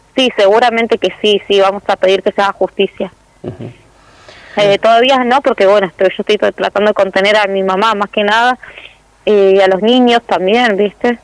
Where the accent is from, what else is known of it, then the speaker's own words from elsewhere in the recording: El Calafate, Santa Cruz, Argentina; also born or lived in Río Gallegos; nosotros somos nacidos en Río Gallegos y somos criados acá, en Calafate